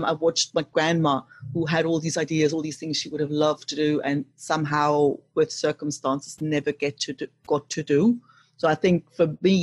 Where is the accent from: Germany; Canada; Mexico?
Germany; East Germany; moved away; growing up in East Germany, you know, when the wall was still up